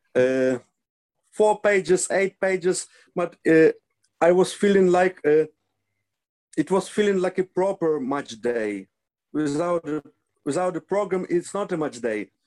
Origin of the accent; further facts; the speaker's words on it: Lviv, Lviv Oblast, Ukraine; English is a second language; also born or lived in Obroshyne; I was born in Lviv. Uh, I spent uh, 26 years of my life in Lviv